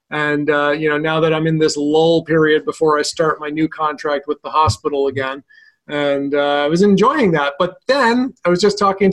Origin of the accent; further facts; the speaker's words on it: Vermont, United States; in my home state of Vermont